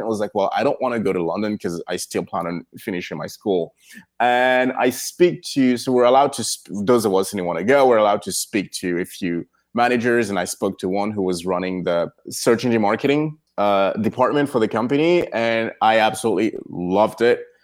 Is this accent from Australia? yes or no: no; Cameroon; moved away as an adult; now in United States; I was born in Cameroon, and then I spent some years there and then moved to the United States to, to, to, to go to college.